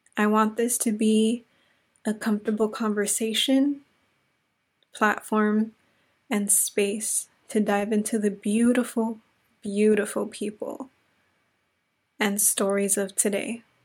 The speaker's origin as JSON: {"language": "English", "town": "Inglewood", "region": "California", "country": "United States", "also_born_or_lived": "South Central Los Angeles", "lives_now": "Los Angeles, United States", "said": "I am a Latina from Inglewood, California, now residing in South Central Los Angeles."}